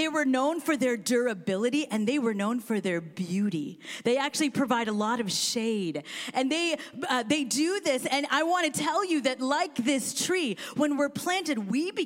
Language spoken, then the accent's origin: English; Kansas, United States; also born or lived in India; now in Seattle, United States; she actually placed me for adoption with a family that is from Kansas. And I'm from Kansas